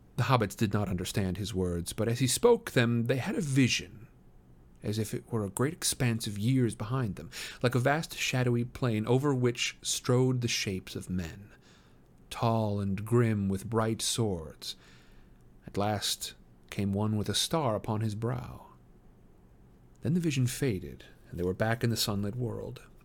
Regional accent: Midwest, United States; now in Southern California, United States; I'm from the Midwest where we get plenty of, of, uh, plenty of rain. Um, and now I live over in Southern California

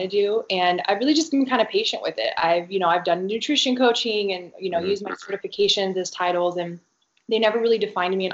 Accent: West Texas, United States; moved away as an adult; also born or lived in Lubbock, Texas / Dallas, Texas; I grew up in West Texas in a really small town, ran from there to a slightly larger town called Lubbock, Texas

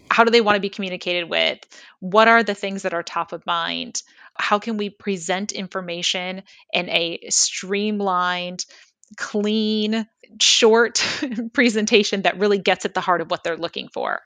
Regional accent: Michigan, United States; now in Lehigh Valley, United States; I grew up in Michigan and then came here, as mentioned, in, in two thousand three

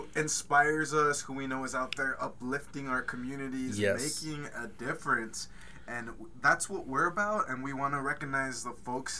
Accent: Caldwell, Idaho, United States; I am the proud son of immigrants. I was born and raised in Caldwell, Idaho, and, you know, a little bit on me is I'm big on family. I am Mexican-American and born and raised in the U.S.

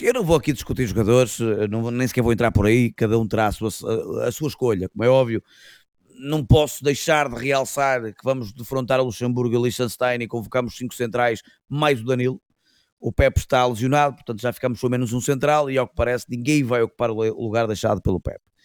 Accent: Portugal; como portugueses

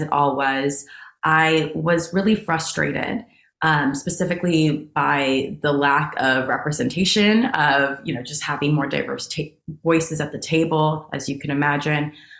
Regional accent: San Jose, California, United States; because I'm from the Bay Area. I grew up in San Jose, California.

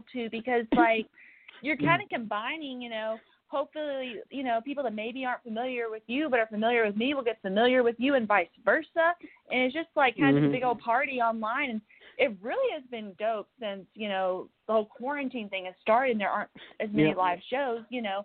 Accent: central Kentucky, United States; moved away as an adult; now in Nashville, United States; I was born and raised in Kentucky, right in the central part of the state, about an hour south of Louisville

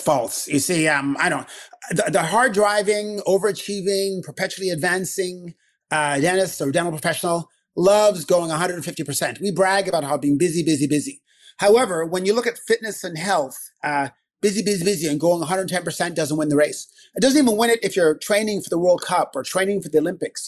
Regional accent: Canada; also born or lived in England; I'm Canadian. Born in England. Uh, grew up in Canada

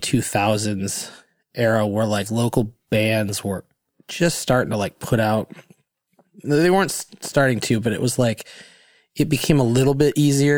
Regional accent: Hartland, Michigan, United States; I grew up in Heartland, still live in Heartland.

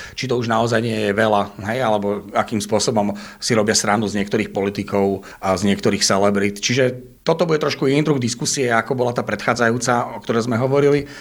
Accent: Žilina, Žilina Region, Slovakia; moved away as an adult; now in Bratislava, Slovakia; čo som sa odsťahoval eh, zo Žiliny do Bratislavy, tak tam stretávam aj svojich kamošov zo Žiliny

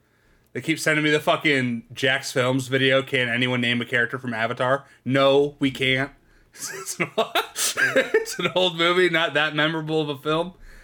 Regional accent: California, United States; moved away; I'm back in California

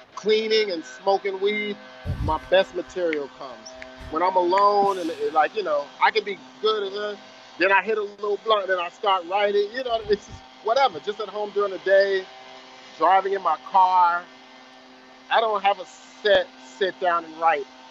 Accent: Perth Amboy, New Jersey, United States; now in Miami, United States; I produced a show in Perth Amboy, New Jersey, which is my hometown

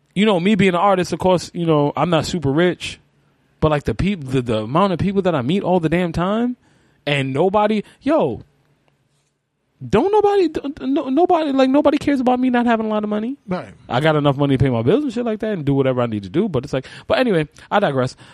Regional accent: New York City, New York, United States; I grew up in Spanish Harlem

